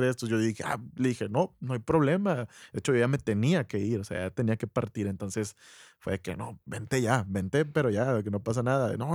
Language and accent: Spanish; Monterrey, Nuevo León, Mexico; ya soy regio, pues no quiero ser más regio